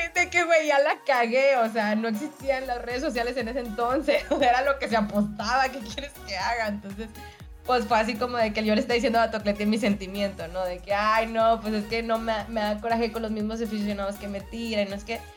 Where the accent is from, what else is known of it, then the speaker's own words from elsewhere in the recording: Monterrey, Nuevo León, Mexico; soy regia